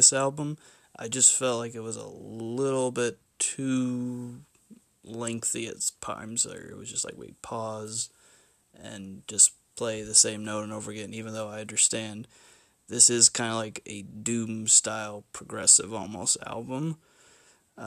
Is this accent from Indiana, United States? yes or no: yes; Bloomington, Indiana, United States; my hometown of Bloomington, Indiana